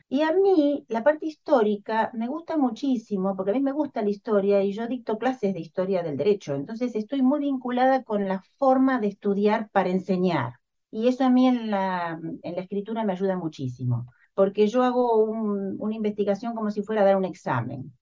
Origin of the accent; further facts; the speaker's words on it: Argentina; soy argentina, vivo en Buenos Aires